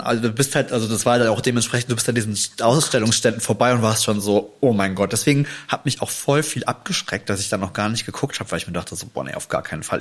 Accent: Germany; bei uns in Deutschland

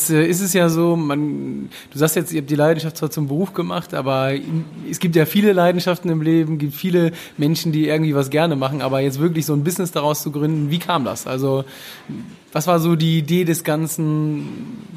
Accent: Hamburg, Germany; Heute ein ganz besonderes Interview in meiner Heimatstadt. Äh, man sagt auch die schönste Stadt der Welt in Hamburg

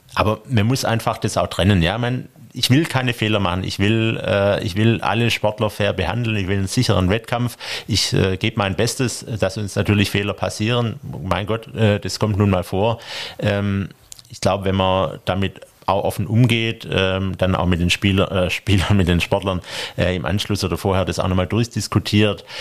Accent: Stuttgart, Baden-Württemberg, Germany; komme ich aus Stuttgart

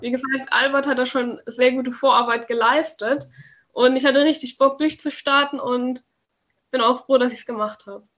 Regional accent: near Würzburg, Bavaria, Germany; komme aus der Nähe von Würzburg

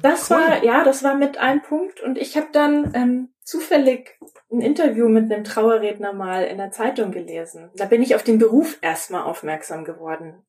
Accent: Augsburg, Bavaria, Germany; also born or lived in Munich; now in Nuremberg, Germany; Geboren bin ich in Augsburg

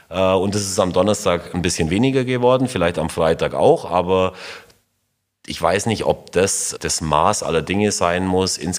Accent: Augsburg, Bavaria, Germany; aber es ist einfach meine Heimat. Und es ist einfach wirklich eine, eine schöne Stadt. Das kriegen eben durch den FCA jetzt auch noch viel mehr Menschen mit.

